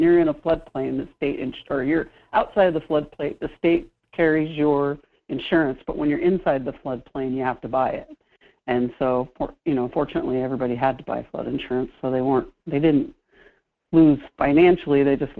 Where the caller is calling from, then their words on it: Washington, United States; So, well, Washington is one of those places, we call it the land of water. We get a lot of rain. We get a lot of snow up in the mountains.